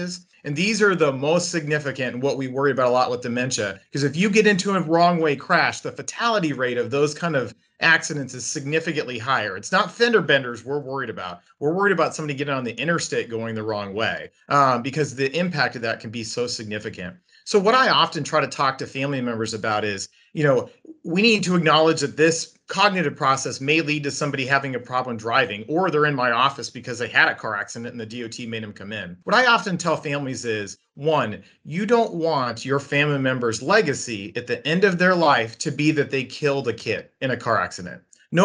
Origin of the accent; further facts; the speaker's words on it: United States; as an American